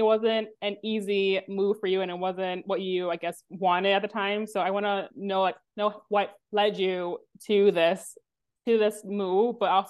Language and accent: English; New York, United States; obviously I'm biased because I'm born and raised here. It's my hometown, my home.